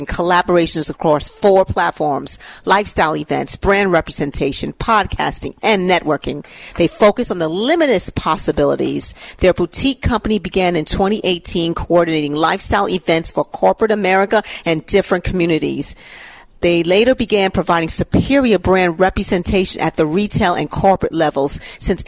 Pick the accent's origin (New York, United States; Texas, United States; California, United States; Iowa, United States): New York, United States; New York City; I'm from New York